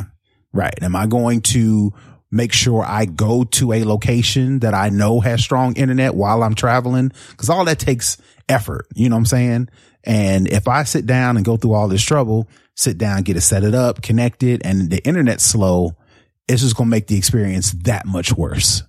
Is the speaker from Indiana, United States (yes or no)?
yes; Indianapolis, Indiana, United States; moved away; Indianapolis, uh, was my hometown